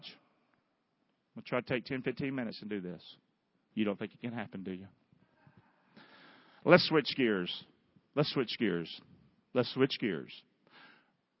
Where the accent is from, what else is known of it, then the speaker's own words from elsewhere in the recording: Rockingham, North Carolina, United States; I'm from Rockingham, North Carolina.